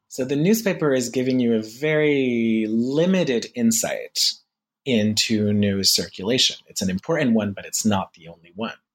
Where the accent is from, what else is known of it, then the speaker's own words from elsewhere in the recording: near Paris, Île-de-France, France; I'm French. Uh, I grew up in near Paris, and my parents are French